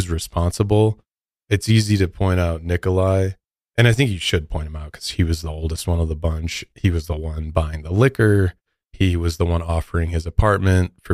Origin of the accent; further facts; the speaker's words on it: Midwest, United States; I'm from the Midwest